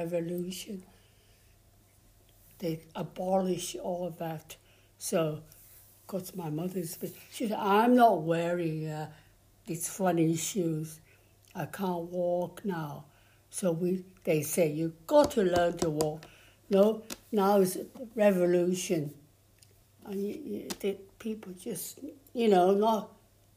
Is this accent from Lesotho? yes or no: no; Shanghai, China; English is a second language; moved away as an adult; now in Crosby, United Kingdom; I was in Shanghai. I was born in Shanghai.